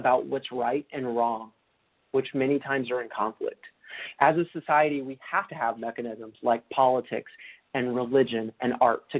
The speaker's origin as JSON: {"language": "English", "region": "Deep South", "country": "United States", "tie": "born or raised there", "said": "As a little boy growing up in the Deep South"}